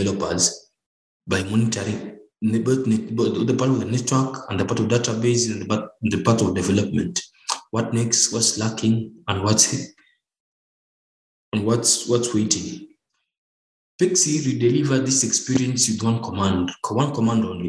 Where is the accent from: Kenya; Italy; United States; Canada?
Kenya; Nairobi; I'm from Nairobi, Kenya.